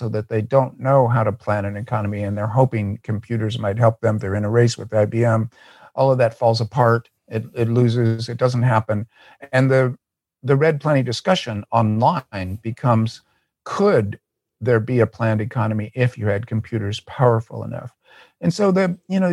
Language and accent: English; United States; As an American leftist